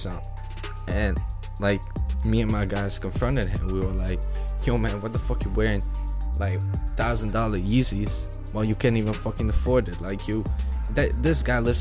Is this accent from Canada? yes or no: no; Netherlands; English is a second language; I'm from Netherlands